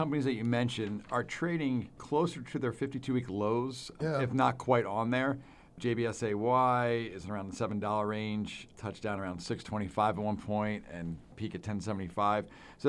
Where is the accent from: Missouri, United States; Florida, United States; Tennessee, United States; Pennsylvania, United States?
Pennsylvania, United States; Philadelphia; I'm from Philadelphia, so I know scrapple well.